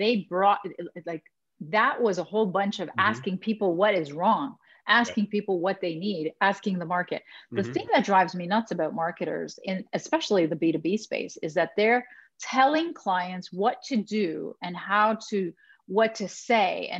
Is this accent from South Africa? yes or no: no; Canada; I am Canadian. We're very nice.